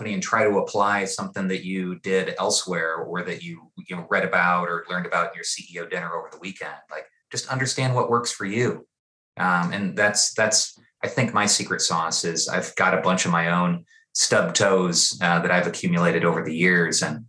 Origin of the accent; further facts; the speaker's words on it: East Peoria, Illinois, United States; I got into this work growing up in East Peoria, Illinois